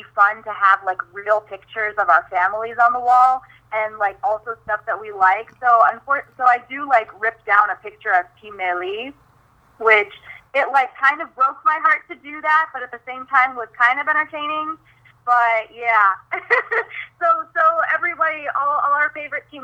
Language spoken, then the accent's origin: English; Midwest, United States; growing up in the Midwest